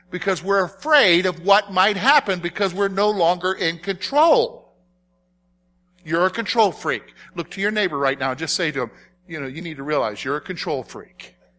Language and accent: English; South Carolina, United States; as a boy growing up in South Carolina